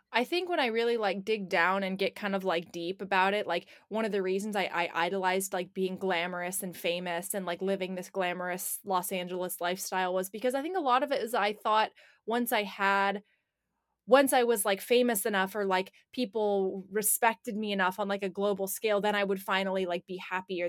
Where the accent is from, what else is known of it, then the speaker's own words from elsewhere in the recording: Portland, United States; now in California, United States; I living in California and even growing up in Portland